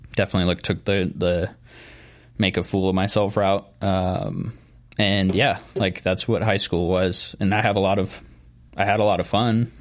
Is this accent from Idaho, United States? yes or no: yes; Nampa, Idaho, United States; born and raised in Nampa